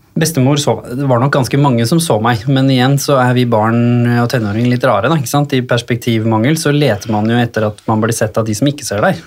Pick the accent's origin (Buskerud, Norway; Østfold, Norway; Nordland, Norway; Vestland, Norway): Buskerud, Norway; Hurum; hjemme på Hurum har jeg det egentlig ganske trygt og fint i familien